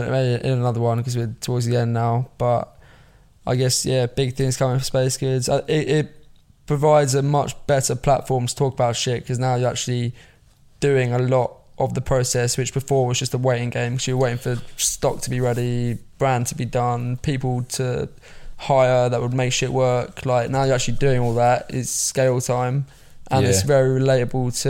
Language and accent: English; near Watford, East of England, United Kingdom; moved away as an adult; now in London, United Kingdom; I grew up like near Watford, so like kind of in a country-ish area